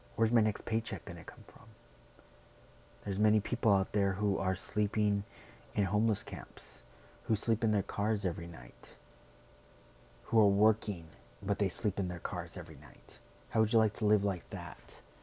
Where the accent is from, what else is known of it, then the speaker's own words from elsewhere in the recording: United States; who we are, what we stand for as Americans.